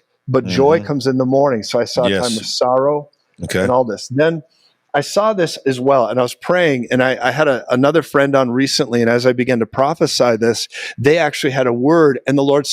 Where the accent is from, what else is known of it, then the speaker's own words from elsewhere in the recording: United States; also born or lived in Colorado Springs; I'm an American